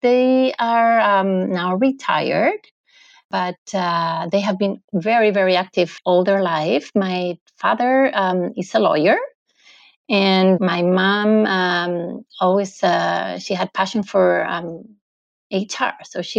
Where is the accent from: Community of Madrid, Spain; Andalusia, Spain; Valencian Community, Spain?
Community of Madrid, Spain; Madrid; now in Lausanne, Switzerland; Okay, so I am originally from Madrid, from Spain, but I live in Lausanne, in Switzerland